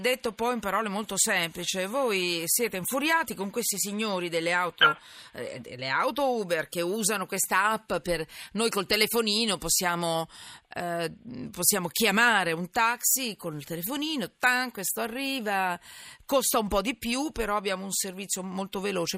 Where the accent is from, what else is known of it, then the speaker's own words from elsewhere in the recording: Milan, Lombardy, Italy; anch'io che sono milanese